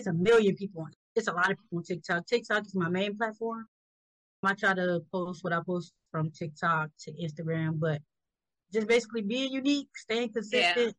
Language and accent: English; Georgetown, South Carolina, United States; I'm from South Carolina, Georgetown.